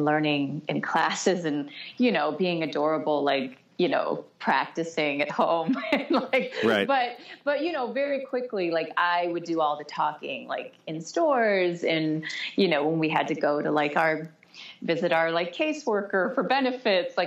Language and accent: English; Detroit, Michigan, United States; born or raised there; English is a second language; moved away as an adult; also born or lived in Soviet Union; now in New York City, United States